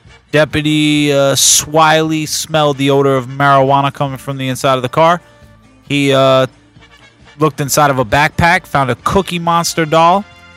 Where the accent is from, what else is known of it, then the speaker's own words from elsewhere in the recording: New Jersey, United States; My home state. New Jersey.